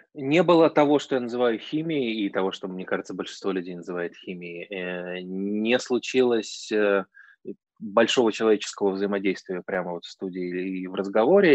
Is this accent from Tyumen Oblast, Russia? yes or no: no; Saint Petersburg, Russia; Я вообще из Петербурга, это город странных друзей